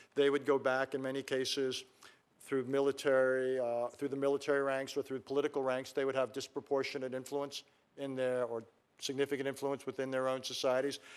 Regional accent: United States; as an American citizen

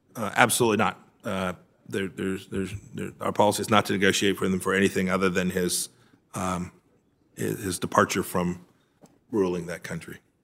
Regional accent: Kansas, United States; my home state of Kansas

